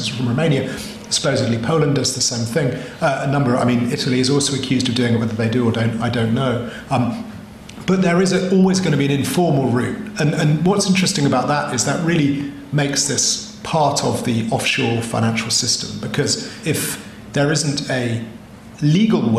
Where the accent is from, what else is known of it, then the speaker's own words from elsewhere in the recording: United Kingdom; I'm British. I also, by an accident of history, am a Canadian.